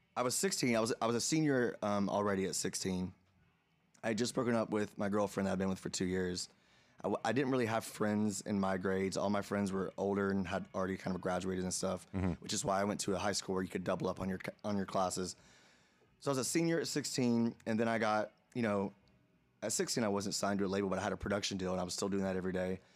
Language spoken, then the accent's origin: English; Atlanta, Georgia, United States; moved away as an adult; also born or lived in Los Angeles / New York; now in Nashville, United States; Atlanta, Atlanta, which is my hometown